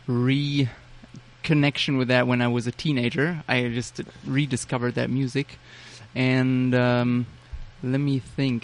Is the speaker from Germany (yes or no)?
yes; Germany; moved away as an adult; now in New York, United States; So I am from Germany